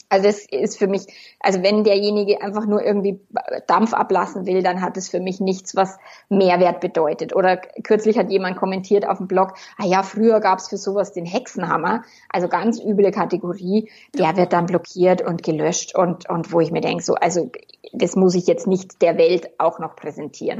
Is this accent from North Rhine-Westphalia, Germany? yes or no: no; Bavaria, Germany; accent: Bavarian; ich darf einmal wirklich bayerisch